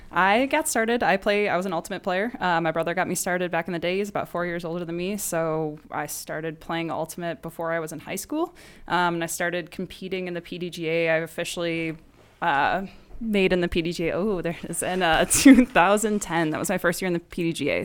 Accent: Chicago, Illinois, United States; now in Phoenix, United States; originally from Chicago area of Illinois.

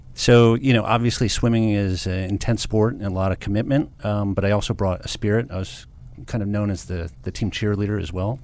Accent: Livonia, Michigan, United States; I grew up in a suburb of Detroit, Michigan called Livonia, Michigan.

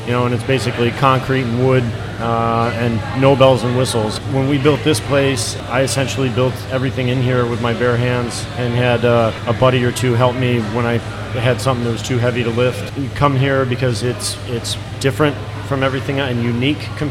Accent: Grayslake, Illinois, United States; I grew up in Grays Lake, which is just south of Antioch

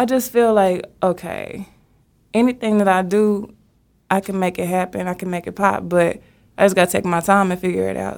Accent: Dallas, Texas, United States; I'm from Oak Cliff, Texas

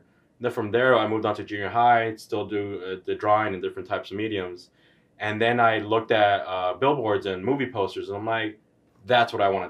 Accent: Los Angeles, California, United States; I'm born and raised in Hollywood.

